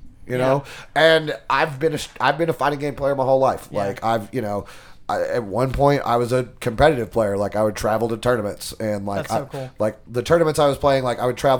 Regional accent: Strawberry Plains, Tennessee, United States; I grew up in Strawberry Plains, Tennessee. Strawberry Plains has three things: an elementary school, a trailer park, and a laundromat.

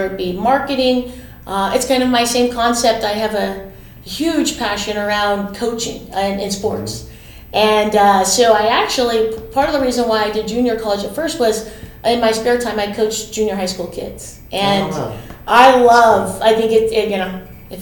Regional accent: Los Angeles, California, United States; I'm actually born and raised in Los Angeles

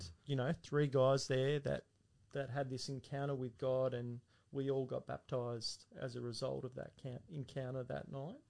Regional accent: Castle Hill, New South Wales, Australia; also born or lived in Central Coast; I was born in Chester Hill, and um, he was pastoring then. And then we moved to the Central Coast, and he was at a church there. And then when I was about uh, seven, I came to Castle Hill BAPS, and Dad was there for quite some time.

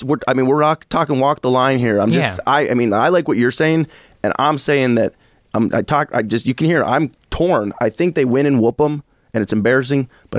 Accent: Champaign, Illinois, United States; also born or lived in Evanston, Illinois; I grew up in Champaign. Love my Champaign Urbana.

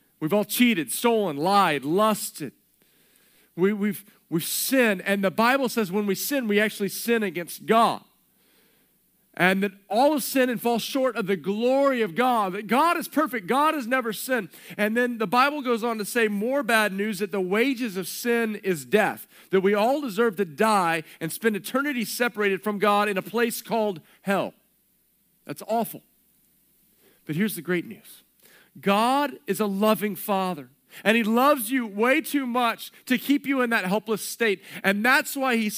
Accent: Texas, United States; growing up in Texas

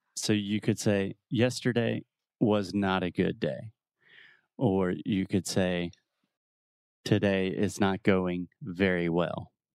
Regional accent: United States; I'm an American

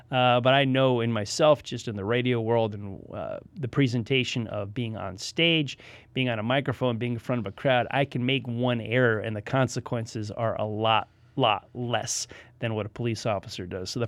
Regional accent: United States; I tell people I'm not a Yankee. I'm a Northerner. I came down here.

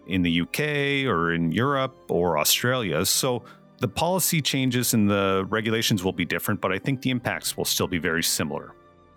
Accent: Amherst, Nova Scotia, Canada; moved away as an adult; I grew up in Amherst, Nova Scotia

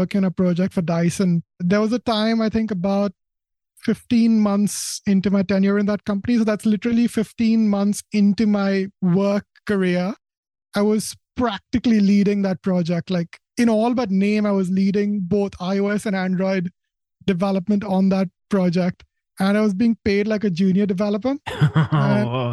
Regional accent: India; now in United Kingdom; I was born in India, so I was an Indian citizen, which meant I was here in the UK on a work visa.

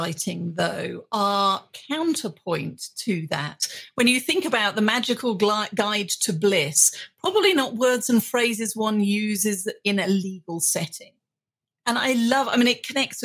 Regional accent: United Kingdom; being a British woman

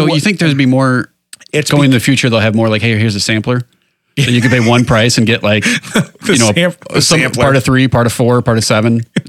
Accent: Chicago, Illinois, United States; born or raised there

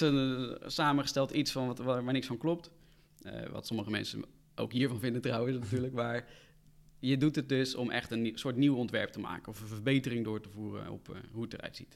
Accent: Rotterdam, South Holland, Netherlands; Ik kom uit Rotterdam

